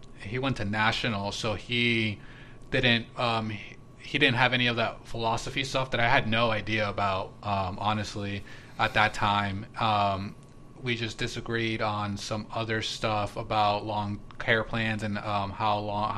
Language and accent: English; Palm Beach, Florida, United States; I grew up in Palm Beach.